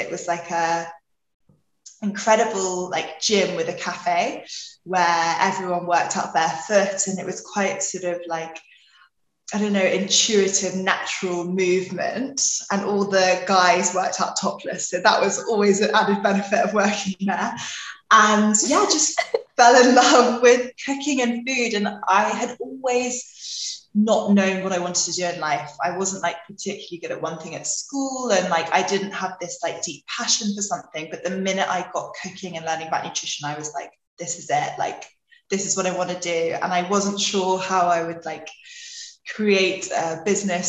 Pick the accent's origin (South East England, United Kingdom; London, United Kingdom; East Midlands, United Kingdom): London, United Kingdom; also born or lived in Australia; I'm from London, but parents are from New Zealand